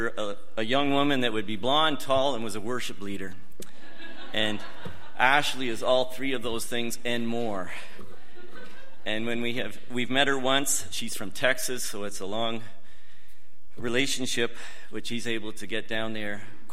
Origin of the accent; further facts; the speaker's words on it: Kingston, Ontario, Canada; I grew up in Kingston, Ontario.